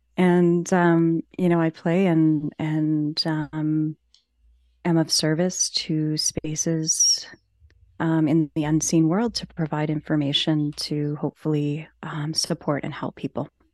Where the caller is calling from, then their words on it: Ontario, Canada; I am calling in from Ontario, Canada.